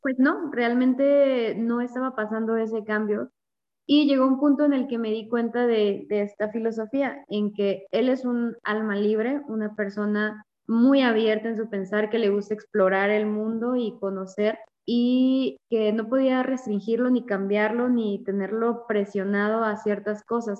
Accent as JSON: {"language": "Spanish", "region": "Veracruz", "country": "Mexico", "moved": "as an adult", "lives_now": "Chihuahua, Mexico", "said": "soy de Veracruz, del puerto de Veracruz. Actualmente vivo en Chihuahua, tengo tres años y medio viviendo acá"}